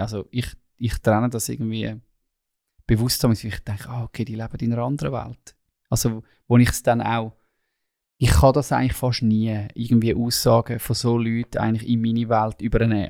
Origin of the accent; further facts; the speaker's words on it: Switzerland; als Schweizer